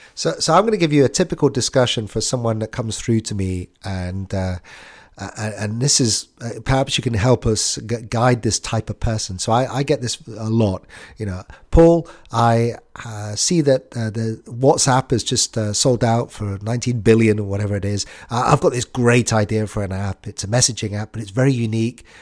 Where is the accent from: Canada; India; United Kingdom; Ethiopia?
United Kingdom; I'm British